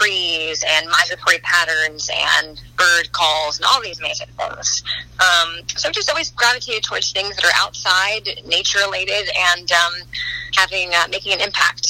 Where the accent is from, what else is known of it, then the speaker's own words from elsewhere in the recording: Westport, Connecticut, United States; also born or lived in New York City; I grew up in Westport, Connecticut